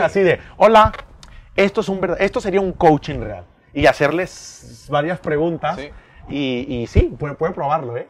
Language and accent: Spanish; Mexico; Somos mexicanos